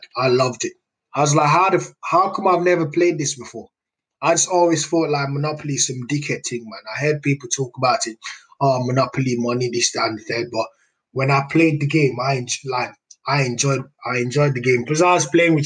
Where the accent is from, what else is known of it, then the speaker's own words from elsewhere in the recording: Nigeria; now in United Kingdom; I grew up in Nigeria